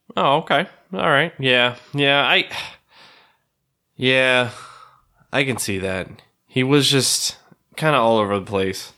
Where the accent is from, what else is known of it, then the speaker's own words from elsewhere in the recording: the West, Arizona, United States; I grew up in the West and it's somewhat close to kinda where I grew up